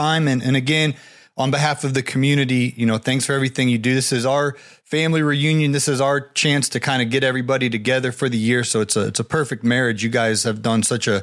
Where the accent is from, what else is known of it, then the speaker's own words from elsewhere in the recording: Northeast Ohio, United States; now in Atlanta, United States; I'm from Ohio, Northeast Ohio, like Travis Kelce